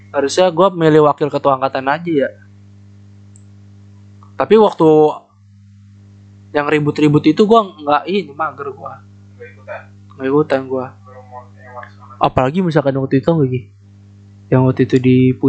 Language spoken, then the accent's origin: Indonesian; Bekasi, West Java, Indonesia; born there; gue bukan anak daerah wes itu kebanggaan gue sumpah gue bukan anak daerah aja